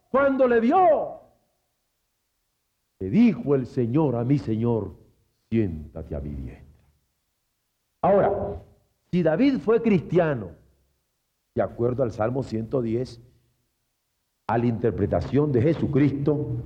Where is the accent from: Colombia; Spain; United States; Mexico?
Mexico; porque soy mexicano y antojado.